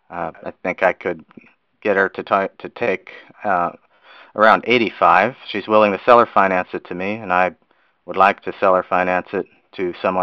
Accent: Houston, Texas, United States; From Houston, Texas.

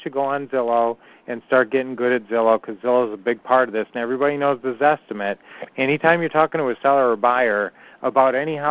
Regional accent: Minnesota, United States; we grew up in Minnesota

